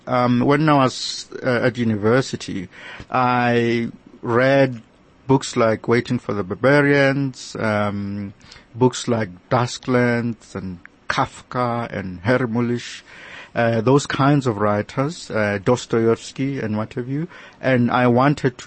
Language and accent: English; South Africa; I am a South African